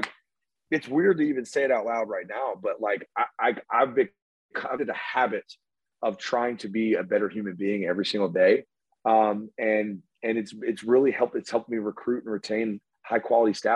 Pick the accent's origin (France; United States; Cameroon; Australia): United States; Homewood, Alabama; I grew up in Homewood, Alabama